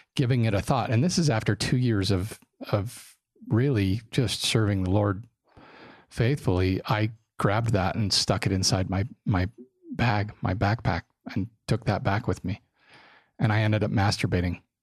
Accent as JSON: {"language": "English", "town": "Draper", "region": "Utah", "country": "United States", "tie": "born or raised there", "said": "I grew up in Draper when Draper wasn't a cool place to to live. It was a little farming community"}